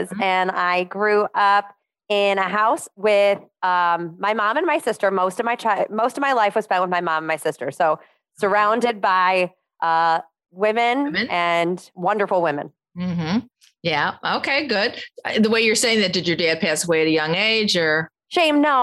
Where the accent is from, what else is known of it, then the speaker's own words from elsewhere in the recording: Highland Park, Illinois, United States; So, I am born and raised in Highland Park, Illinois.